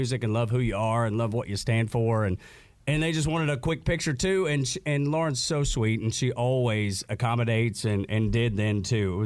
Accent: Dalton, Georgia, United States; I'm from Dalton. So we grew up like literally miles apart

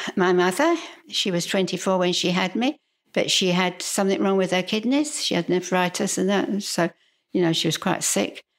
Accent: London, United Kingdom; accent: Cockney; moved away as an adult; also born or lived in Twickenham; now in Australia; I was actually born in Putney, which is, you know, a stone's throw from, um, you know, the city of London. I really am a Cockney.

